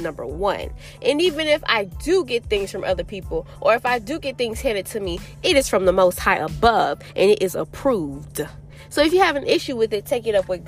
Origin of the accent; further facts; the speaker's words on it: Florida, United States; now in North Carolina, United States; I came to Florida, which I am originally born and raised in Florida, but I will never move back here